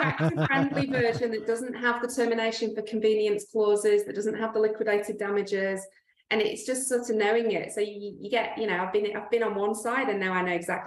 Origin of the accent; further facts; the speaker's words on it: England, United Kingdom; now in Australia; so I am from England. Like you can probably tell from my accent.